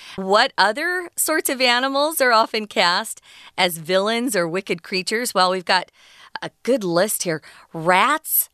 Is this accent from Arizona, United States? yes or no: yes; Arizona, United States; I grew up in Arizona and we had a lot of black widows.